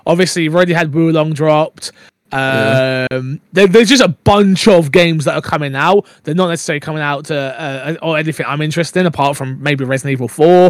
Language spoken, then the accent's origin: English; United Kingdom; I'm British